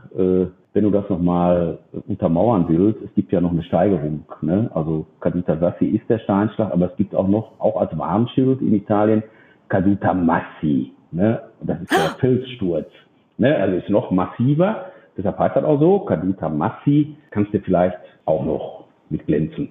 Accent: Dortmund, North Rhine-Westphalia, Germany; ich bin Dortmunder.

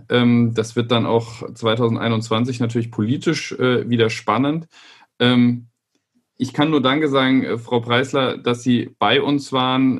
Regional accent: southwest Germany, Germany; moved away; ich komme ja aus dem Südwesten Deutschlands ursprünglich

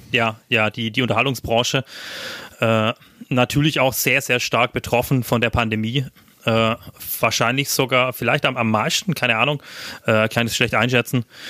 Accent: Schwaigern, Baden-Württemberg, Germany; meinem Heimatdorf

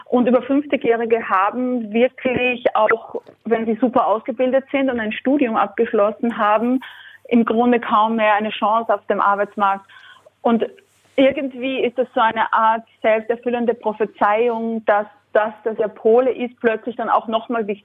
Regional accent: Austria; ich bin Österreicherin und das merkt man, nicht nur wenn man meine Stimme hört, sondern glaube ich auch, wenn man Texte liest von mir, da gibt es immer ein paar Sachen, die sind dann schon österreichisch

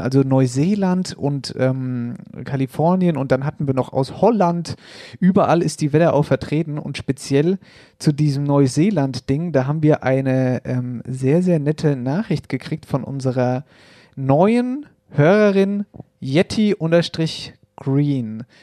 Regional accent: Hesse, Germany; bei uns in Hessen

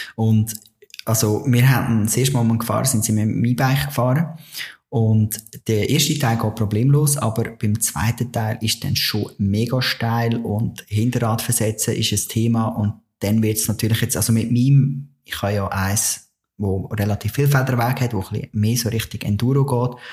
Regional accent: Switzerland; bei uns in der Schweiz

